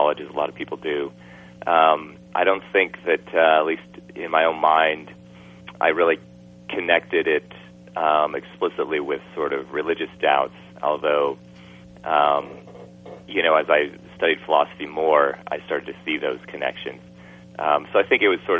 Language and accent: English; Wisconsin, United States; I grew up in Wisconsin